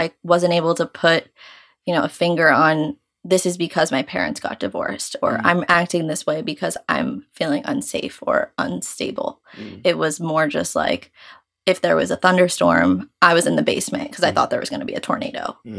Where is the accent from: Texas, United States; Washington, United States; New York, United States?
New York, United States; for those of you who don't know, and I am 24. I'm from New York. I grew up with divorced parents from the age of 6 years old